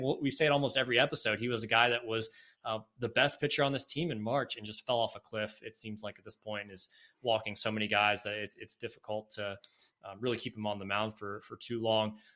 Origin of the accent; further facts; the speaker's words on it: Raleigh, North Carolina, United States; moved away; from my home state, I grew up in the Raleigh area